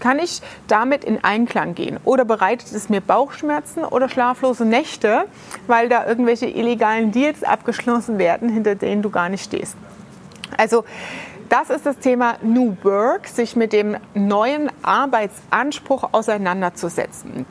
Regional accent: Ludwigshafen, Rhineland-Palatinate, Germany; in der Rheingalerie bei uns in Ludwigshafen

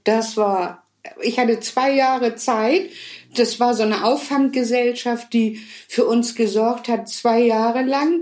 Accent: Hamburg, Germany; ich bin in Hamburg geboren und aufgewachsen

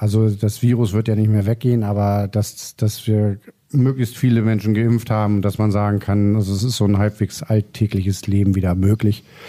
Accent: Lower Saxony, Germany; Also ich bin hier in Niedersachsen aufgewachsen, also protestantisches Kernland

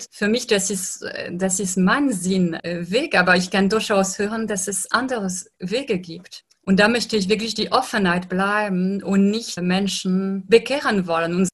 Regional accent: France; ich lebe in einer Gesellschaft, aber ich stamme aus Frankreich und in Frankreich zum Beispiel sind äh, sehr säkularisiert

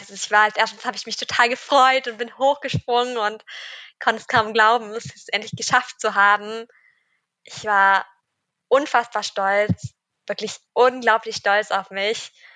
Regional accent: Cologne, North Rhine-Westphalia, Germany; ich komme aus Köln

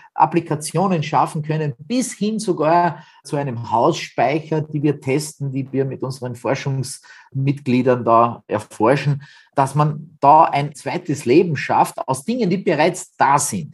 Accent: Austria; bei uns in Österreich

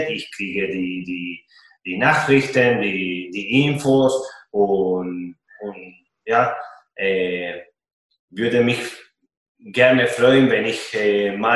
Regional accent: Argentina; German is a second language; now in Nuremberg, Germany; Man äh, als Argentinier äh, ein Fanblock äh, zu haben äh, in, in Deutschland, in Nürnberg, das macht mich richtig stolz.

